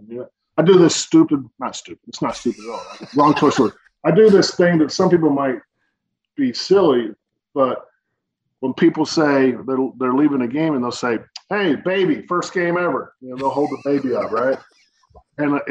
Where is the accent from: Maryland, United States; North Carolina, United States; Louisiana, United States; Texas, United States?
North Carolina, United States; now in Richmond, United States; When I grew up in North Carolina with the Charlotte Orioles games